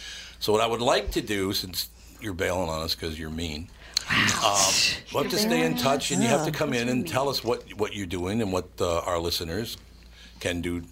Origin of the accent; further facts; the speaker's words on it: Minneapolis, Minnesota, United States; It's where I grew up in North Minneapolis. And I said, since I was a little boy on Plymouth Avenue